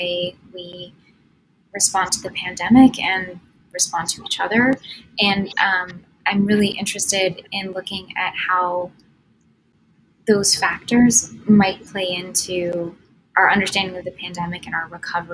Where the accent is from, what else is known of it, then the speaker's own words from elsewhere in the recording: United States; as an American